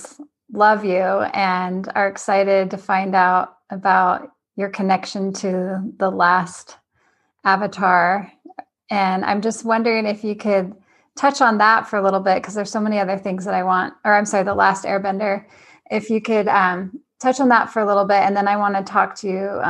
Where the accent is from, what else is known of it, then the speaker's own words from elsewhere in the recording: California, United States; now in Utah, United States; I'm a Californian as well, by birth and transplanted to Utah.